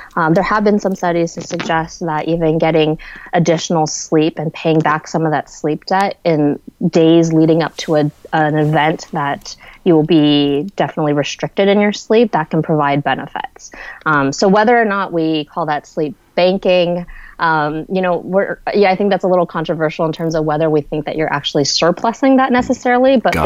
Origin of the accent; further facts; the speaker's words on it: San Francisco Bay Area, California, United States; I'm originally from the San Francisco Bay Area